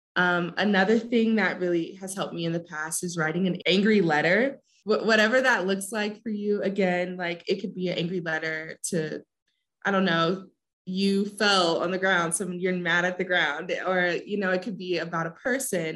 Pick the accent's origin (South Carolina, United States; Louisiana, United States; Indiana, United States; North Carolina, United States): Indiana, United States; South Bend; moved away as an adult; now in Puebla, Mexico; I'm also from South Bend